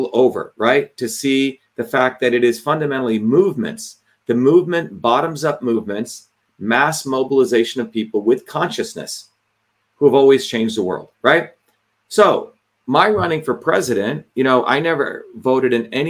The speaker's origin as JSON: {"language": "English", "country": "India", "tie": "born or raised there", "moved": "yes", "lives_now": "United States", "said": "the caste system that I endured, right? Growing up in India."}